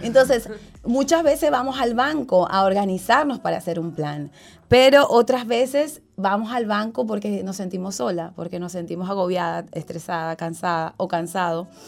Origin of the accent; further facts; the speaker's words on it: Ocumare de la Costa de Oro, Aragua, Venezuela; nosotros nacimos en Venezuela, en un estado que se llama Aragua, y el pueblo se llama Ocumare de la Costa de Oro